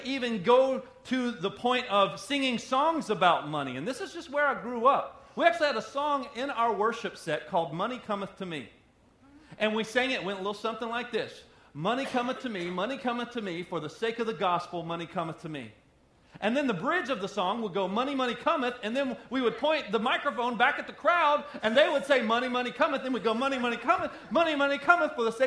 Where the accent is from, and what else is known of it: United States